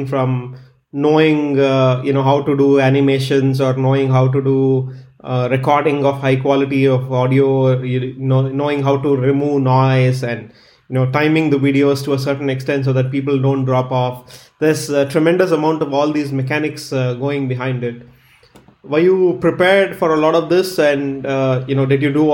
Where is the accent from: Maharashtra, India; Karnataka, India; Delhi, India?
Karnataka, India; Bangalore; I'm from Bangalore